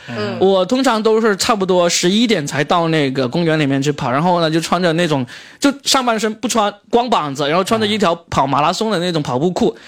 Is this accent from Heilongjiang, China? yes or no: no; Guangdong, China; 我是从非常小的城镇出来的人，我所在那个县，好像是广东省最后一个脱贫的县